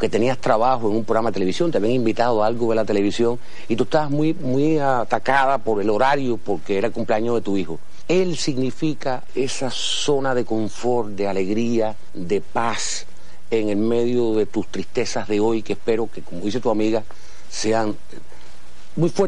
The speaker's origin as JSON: {"language": "Spanish", "region": "Havana", "country": "Cuba", "said": "yo soy de Fontanar, yo no soy de La Habana."}